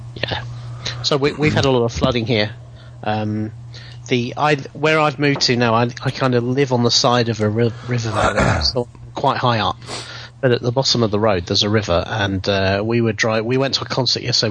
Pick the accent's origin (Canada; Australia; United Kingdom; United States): United Kingdom; England; English people were so popular in American movies because you know we had an evil sounding accent